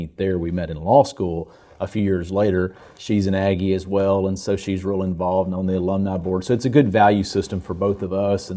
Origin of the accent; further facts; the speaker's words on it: Hockley, Texas, United States; I grew up in a little community called Hockley, Highway 290. As you're going towards Houston or coming out of Houston